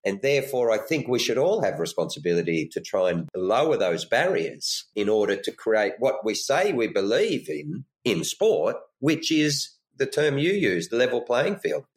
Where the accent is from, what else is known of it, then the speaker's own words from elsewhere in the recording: Lismore, New South Wales, Australia; I come from Lismore, which is quite a small regional country area in the north of New South Wales in Australia